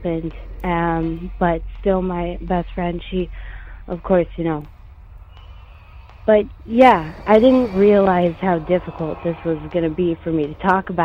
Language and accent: English; Montana, United States; I'm originally from Montana, born and raised.